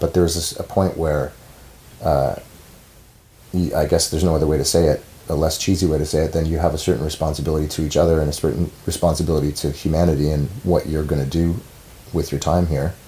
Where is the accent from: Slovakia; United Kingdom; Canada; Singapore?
Canada; as a Canadian